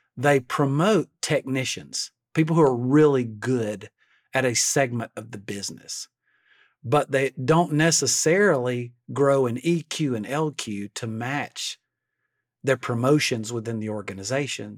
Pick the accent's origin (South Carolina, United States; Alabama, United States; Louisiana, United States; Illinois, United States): Alabama, United States; I'm from Alabama. We're 48th on every national list